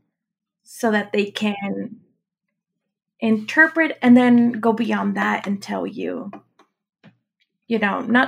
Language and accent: English; Mexico; moved away; I'm from Mexico